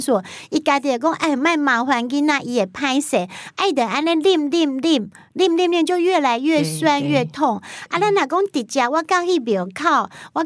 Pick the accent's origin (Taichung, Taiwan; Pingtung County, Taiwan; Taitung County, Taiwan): Pingtung County, Taiwan; 我是来自国境之南，冰东武村跟武碧